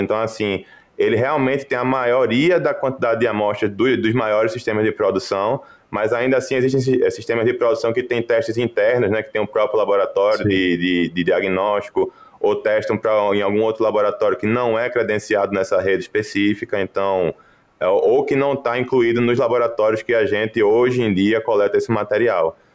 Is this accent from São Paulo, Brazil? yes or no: no; Recife, Pernambuco, Brazil; moved away as an adult; also born or lived in Lincoln, Nebraska; now in Iowa, United States; sou mesmo pernambucano, nasci em Recife, em, em Pernambuco onde graduei em veterinária